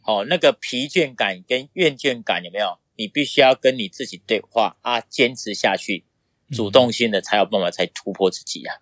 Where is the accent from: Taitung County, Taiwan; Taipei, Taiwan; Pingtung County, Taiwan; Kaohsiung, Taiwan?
Pingtung County, Taiwan; Wandan; 那我出生于在屏东县万丹乡，就是万丹红豆出，那个有名的地方啦